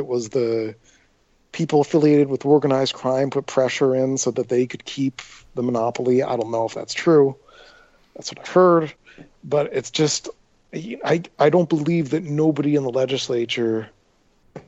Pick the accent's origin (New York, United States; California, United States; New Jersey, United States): New Jersey, United States; Atlantic City; growing up in Atlantic City